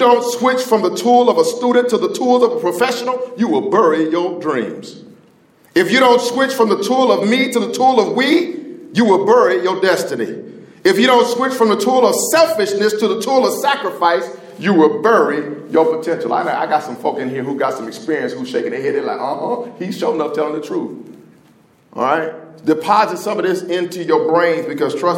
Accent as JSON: {"language": "English", "town": "Indianapolis", "region": "Indiana", "country": "United States", "said": "I'm from Indianapolis"}